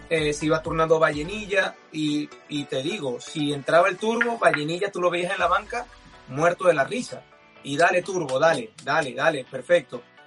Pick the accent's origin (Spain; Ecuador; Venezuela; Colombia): Venezuela; nosotros como venezolanos y como futbolistas estamos acostumbrados en Venezuela